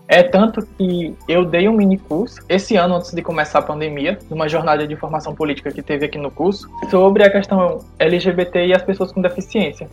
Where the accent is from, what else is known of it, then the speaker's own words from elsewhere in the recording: Paraíba, Brazil; now in Bahia, Brazil; eu sou natural da Paraíba, mas desde 2007 eu tô morando na Bahia